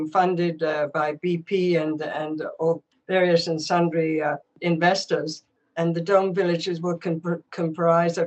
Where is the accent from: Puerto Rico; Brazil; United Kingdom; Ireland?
United Kingdom; England; I grew up in England, and Wycombe Abbey